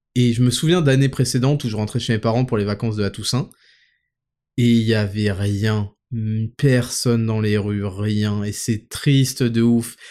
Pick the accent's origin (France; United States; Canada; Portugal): France; Paris suburbs, Île-de-France; dans la ville où j'habitais, euh, en périphérie parisienne